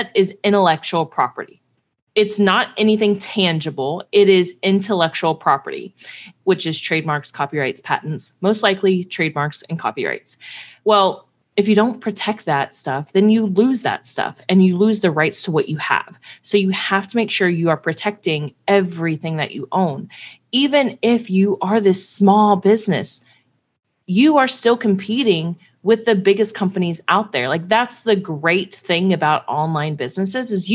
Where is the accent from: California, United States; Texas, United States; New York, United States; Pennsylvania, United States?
Texas, United States; Houston; moved away; also born or lived in Cincinnati, Ohio; I'm from Houston, huge Astros fan.